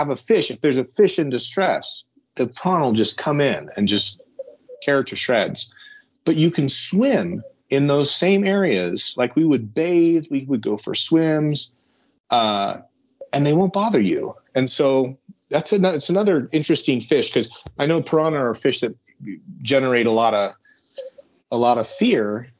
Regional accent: Arizona, United States; I'm from Arizona

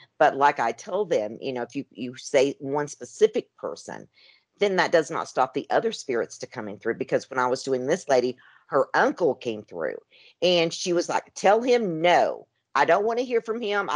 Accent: Tennessee, United States; moved away as an adult; also born or lived in Arizona; I was raised in Tennessee.

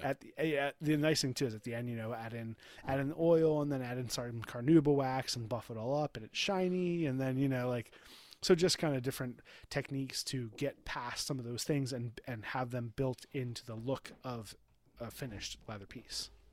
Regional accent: United States; as an American

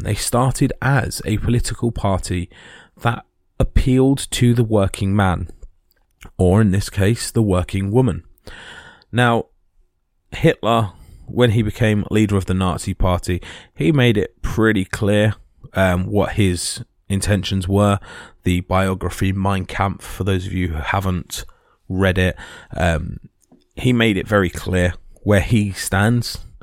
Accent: United Kingdom; we as British

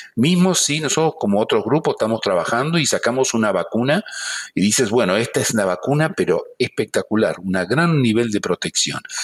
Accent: Buenos Aires, Argentina; moved away as an adult; also born or lived in Canada; now in Montreal, Canada; por mi acento ya se dan cuenta que yo nací sido en, en Argentina, Buenos Aires, pero he pasado ya más parte de mi vida en Canadá que la que pasé en Argentina, ¿verdad? A pesar de que uno no pierde el acento

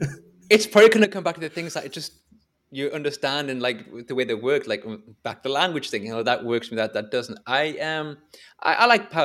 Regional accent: North East England, United Kingdom; accent: coasty, not Geordie; No, I mean, I consider my accent, I consider not particularly Geordie. It's more coasty, to be honest.

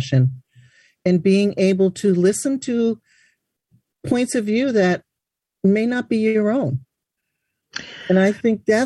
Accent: New York City, New York, United States; I grew up in Brooklyn in a place called South Brooklyn, which is now called Park Slope

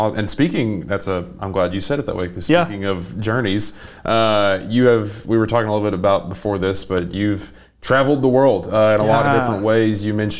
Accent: United States; I'm not originally from Chattanooga. I know I've mentioned that on the show before, but I'm from about an hour up the road, a really small town.

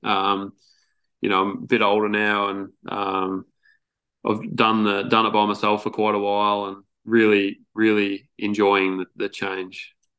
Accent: Australia; just being an Australian

